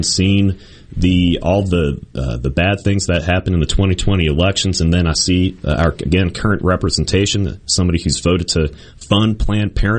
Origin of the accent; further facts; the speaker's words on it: Virginia, United States; moved away as an adult; also born or lived in Meridian, Mississippi; now in Mississippi, United States; I'm from Virginia originally, and that's where I was in high school